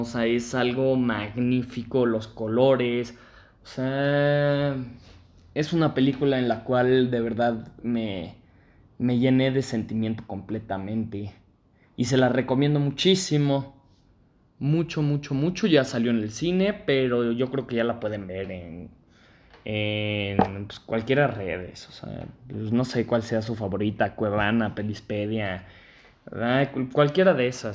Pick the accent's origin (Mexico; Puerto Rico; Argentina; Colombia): Mexico; nosotros como mexicanos